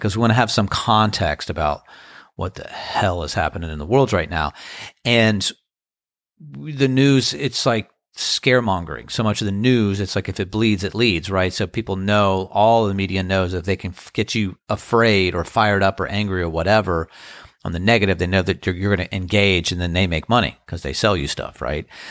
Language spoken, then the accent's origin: English; Crofton, Maryland, United States; now in Outer Banks, North Carolina, United States; growing up in Crofton, Maryland